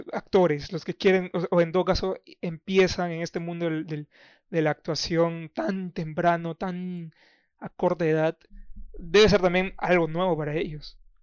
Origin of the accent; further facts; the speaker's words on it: Iquitos, Loreto, Peru; moved away; yo soy de Iquitos.